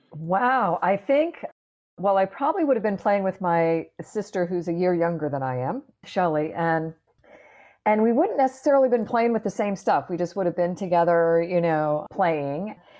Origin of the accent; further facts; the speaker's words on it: Clearwater, Florida, United States; up in Clearwater, Florida, which is just up the road from where I am right now